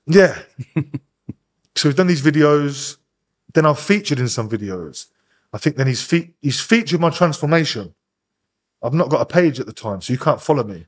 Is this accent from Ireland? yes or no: no; Northampton, East Midlands, United Kingdom; I'm from Northampton, but all my people were from Wellingborough